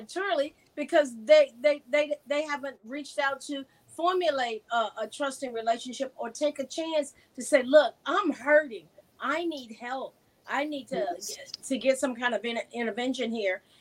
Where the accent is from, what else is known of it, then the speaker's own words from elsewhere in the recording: the South, United States; I was a dyed-in-the-wool liberal with a black twist growing up in the South